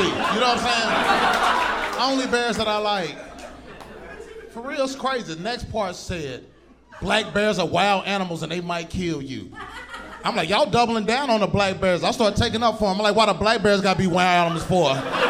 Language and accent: English; Southern United States, United States; I told you, man, I'm from the South, baby. I'm from the country.